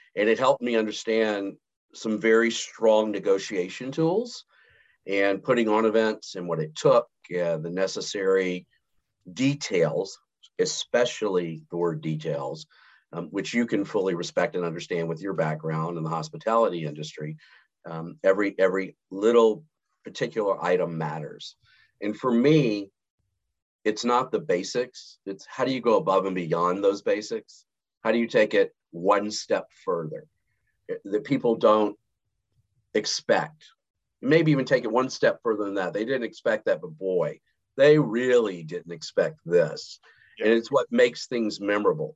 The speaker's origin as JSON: {"language": "English", "town": "Montgomery", "region": "Alabama", "country": "United States", "tie": "born or raised there", "also_born_or_lived": "Houston", "moved": "yes", "said": "born and raised in Montgomery, Alabama"}